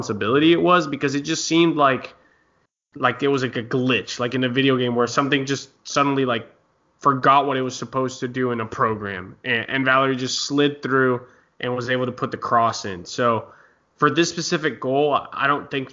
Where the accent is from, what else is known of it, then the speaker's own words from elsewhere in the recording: United States; as an American fan